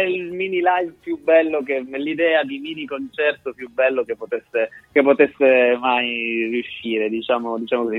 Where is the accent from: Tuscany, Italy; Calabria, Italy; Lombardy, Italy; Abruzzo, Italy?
Calabria, Italy; moved away as an adult; now in Bologna, Italy; Sono nato e cresciuto in Calabria